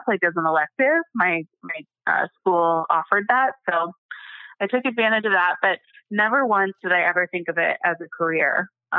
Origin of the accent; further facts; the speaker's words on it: Phoenix, Arizona, United States; So I grew up in Arizona in the Phoenix area. I basically have lived here my whole life